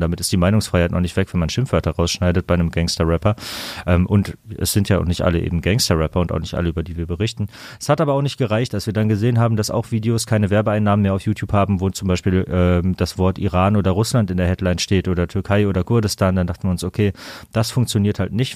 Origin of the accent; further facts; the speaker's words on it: Kamen, North Rhine-Westphalia, Germany; moved away as an adult; now in Düsseldorf, Germany; ich komme aus Kamen, neben Dortmund